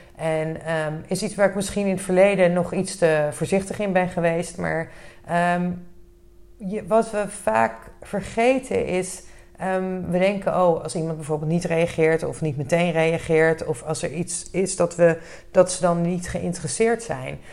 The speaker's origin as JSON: {"language": "Dutch", "country": "Netherlands", "said": "we als Nederlanders"}